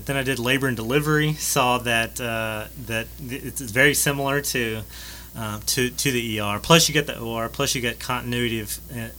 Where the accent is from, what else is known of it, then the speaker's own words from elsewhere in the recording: Alexandria, Louisiana, United States; I'm from Alexandria. Went to Menard High School and met my wife at LSU.